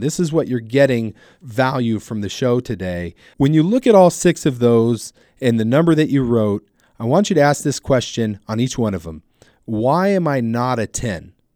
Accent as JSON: {"language": "English", "region": "Southern California", "country": "United States", "tie": "born or raised there", "also_born_or_lived": "Ventura, California", "said": "I'm born and raised in Southern California. I live in Ventura, California"}